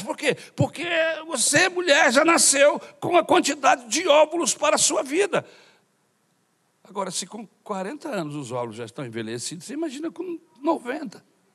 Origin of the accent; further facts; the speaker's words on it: Brazil; Sou brasileiro de nascimento